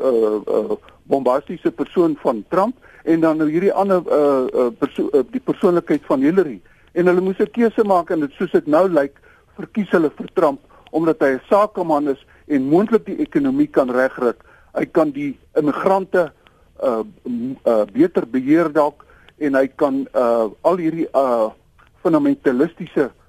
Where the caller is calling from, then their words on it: Pretoria, Gauteng, South Africa; van Pretoria.